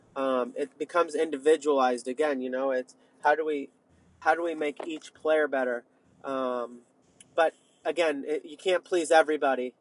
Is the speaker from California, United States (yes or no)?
yes; Sonoma County, California, United States; moved away as an adult; also born or lived in Northeast United States; now in Northeast, United States; I grew up in Sonoma County